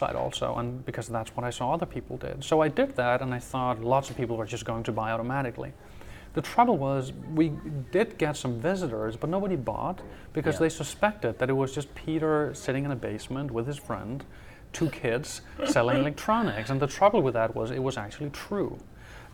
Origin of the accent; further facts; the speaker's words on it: Denmark; also born or lived in Aarhus; I actually grew up in a very small town close to the German border